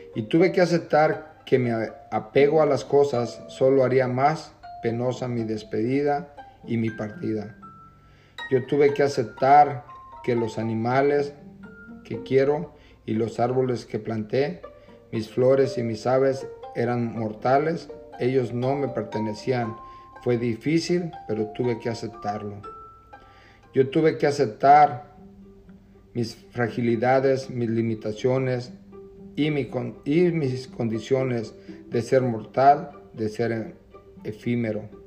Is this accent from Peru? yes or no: no; Jalisco, Mexico; now in Camarillo, United States